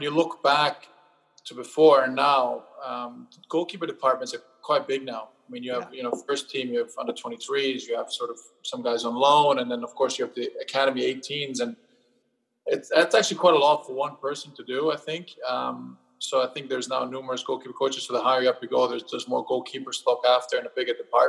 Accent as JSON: {"language": "English", "country": "Germany", "tie": "born or raised there", "moved": "yes", "said": "growing up in Germany"}